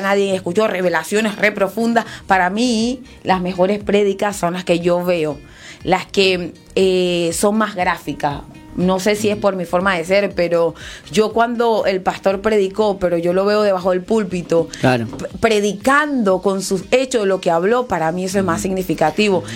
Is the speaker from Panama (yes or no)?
no; Venezuela; soy venezolana, te voy a decir la Isla Margarita